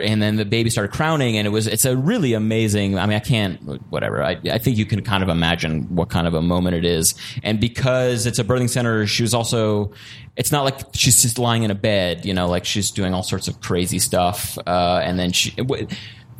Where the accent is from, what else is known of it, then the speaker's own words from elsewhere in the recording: Woodstock, New York, United States; moved away as an adult; now in Germany; I grew up in Woodstock, New York, which is like a super hippie place